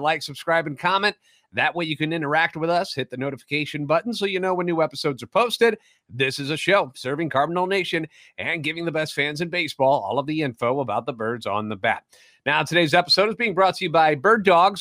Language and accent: English; St. Louis, Missouri, United States; Born and raised in the Lou, and a lifetime Cardinals fan